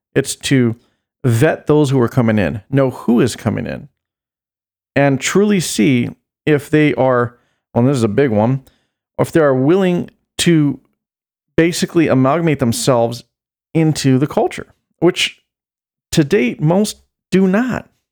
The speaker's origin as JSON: {"language": "English", "country": "United States", "said": "as an American"}